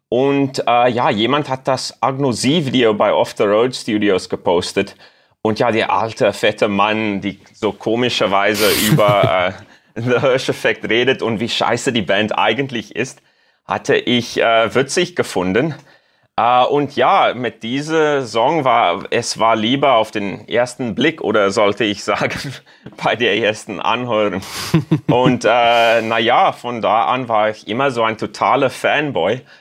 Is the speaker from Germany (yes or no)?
no; Cape Town, Western Cape, South Africa; German is a second language; komme aus Kapstadt, Südafrika. Und äh, ja, ich lerne gerade Deutsch als Hobby